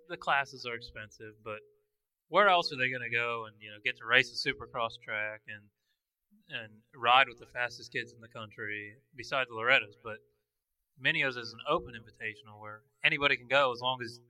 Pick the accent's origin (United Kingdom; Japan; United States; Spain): United States; Florida; We're from Florida